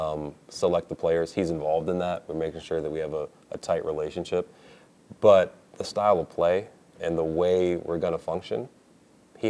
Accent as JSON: {"language": "English", "town": "Springfield", "region": "Massachusetts", "country": "United States", "tie": "born or raised there", "said": "when I was very little, growing up in Springfield, Massachusetts, and the people around me"}